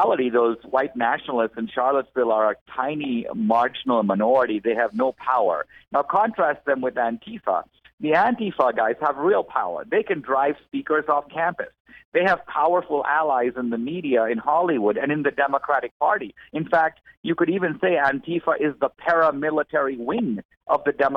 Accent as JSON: {"language": "English", "country": "India", "said": "I'm from India"}